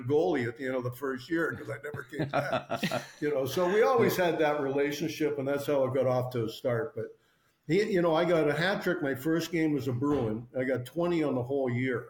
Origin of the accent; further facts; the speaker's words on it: Toronto, Ontario, Canada; moved away as an adult; also born or lived in New York / Boston; I grew up in Toronto